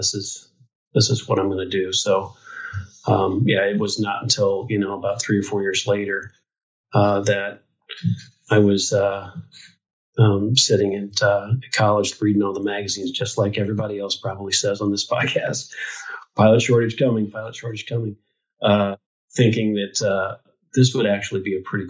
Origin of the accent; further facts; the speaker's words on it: Quincy, Illinois, United States; my hometown, which is Quincy, Illinois